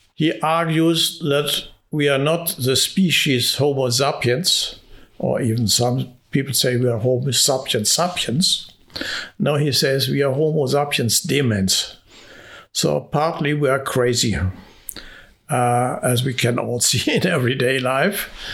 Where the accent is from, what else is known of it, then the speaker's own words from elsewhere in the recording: Hungary; moved away; my home country, Hungary